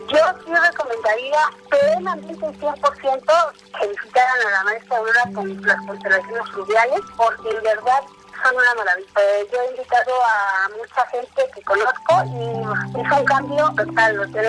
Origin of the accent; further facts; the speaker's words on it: Mexico City, Mexico; eh, soy de Ciudad de México